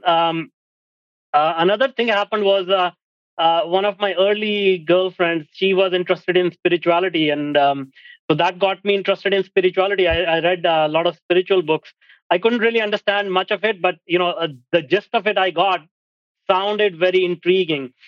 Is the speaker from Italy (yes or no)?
no; India; moved away as an adult; now in Vancouver, Canada; I grew up in India